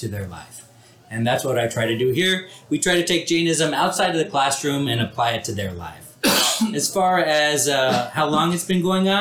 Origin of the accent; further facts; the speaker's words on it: Houston, Texas, United States; also born or lived in India; I grew up here in Houston